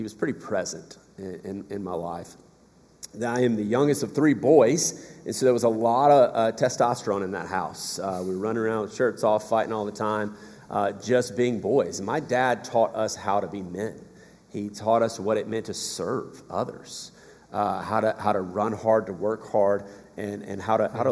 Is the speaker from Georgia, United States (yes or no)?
yes; South Georgia, United States; moved away; So I'm from South Georgia originally.